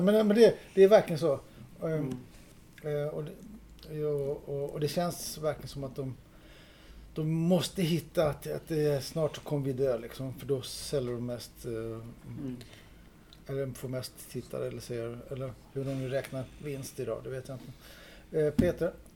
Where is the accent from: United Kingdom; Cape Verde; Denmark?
Denmark; now in Sweden; jag är dansk